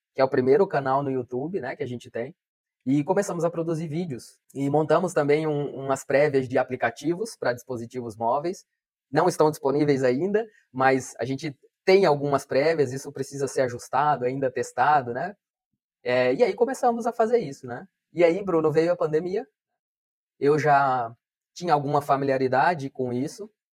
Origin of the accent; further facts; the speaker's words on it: Colorado do Oeste, Rondônia, Brazil; moved away; Colorado do Oeste, que é a minha cidade natal, eu nasci aqui, né? Então, voltei para trabalhar aqui